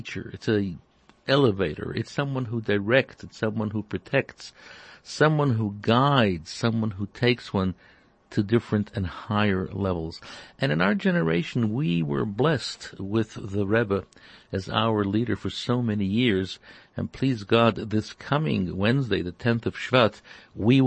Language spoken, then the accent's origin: English; Toronto, Ontario, Canada; growing up in Toronto